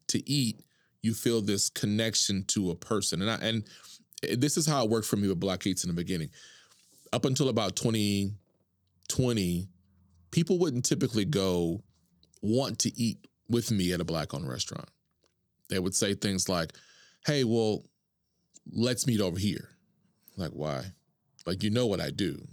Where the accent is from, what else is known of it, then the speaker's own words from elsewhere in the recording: Duncan, Oklahoma, United States; also born or lived in Tulsa; I'm born and raised in Oklahoma, from Duncan